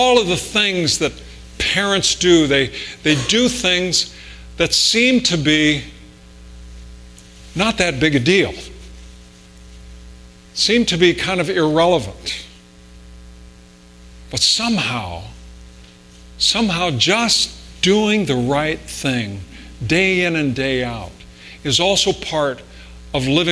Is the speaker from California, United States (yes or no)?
yes; California, United States; moved away as an adult; also born or lived in Holland, Michigan; I was from California